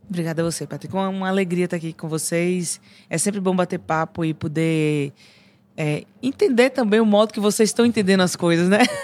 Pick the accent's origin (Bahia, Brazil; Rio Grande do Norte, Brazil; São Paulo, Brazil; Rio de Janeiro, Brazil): Bahia, Brazil; Porque eu vivi muito a música da Bahia, não só escutei, eu vivi.